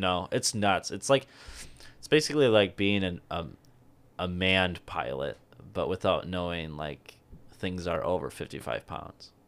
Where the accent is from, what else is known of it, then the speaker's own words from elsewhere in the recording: Tomah, Wisconsin, United States; that's where I was brought up